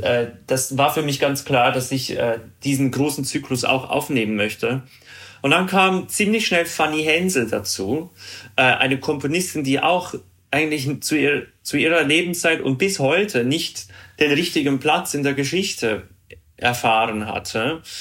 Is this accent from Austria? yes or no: no; Zurich, Switzerland; first language Swiss German; German is a second language; moved away as an adult; also born or lived in Bremen / New York; ich bin ja in Zürich groß geworden und da lernen wir, also unsere Muttersprache ist Schweizerdeutsch.